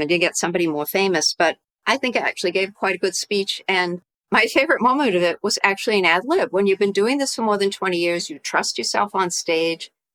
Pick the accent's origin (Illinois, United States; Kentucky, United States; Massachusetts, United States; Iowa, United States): Massachusetts, United States; also born or lived in New York / Tokyo, Japan; now in Connecticut, United States; I grew up in Massachusetts